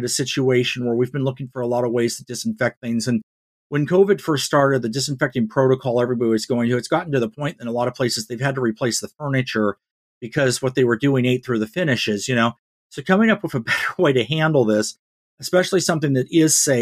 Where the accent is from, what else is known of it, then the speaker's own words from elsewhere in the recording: Northern Nevada, United States; growing up in Northern Nevada